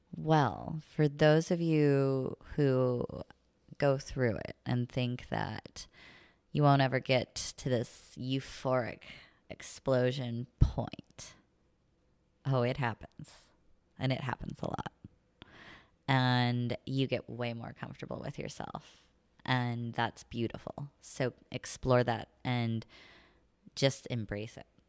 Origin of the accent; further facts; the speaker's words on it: the middle of Missouri, United States; moved away as an adult; also born or lived in Saint Louis / California; now in La Jolla, United States; I grew up in the country